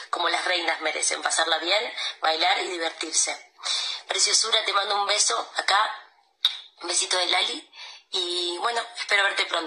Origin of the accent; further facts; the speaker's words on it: Buenos Aires, Argentina; now in Spain; yo estoy en Buenos Aires. Bueno, en realidad estoy en España ahora, pero soy de Buenos Aires.